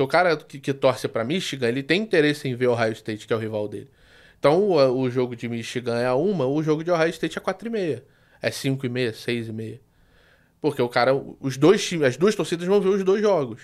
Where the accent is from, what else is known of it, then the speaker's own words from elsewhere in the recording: Rio de Janeiro, Brazil; pelo sotaque, vocês já perceberam que eu sou do Rio